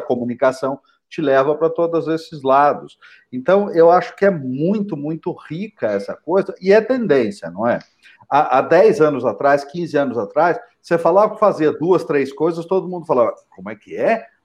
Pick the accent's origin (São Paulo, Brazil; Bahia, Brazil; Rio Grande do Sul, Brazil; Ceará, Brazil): São Paulo, Brazil; São José dos Campos; Eu sou nascido em São José dos Campos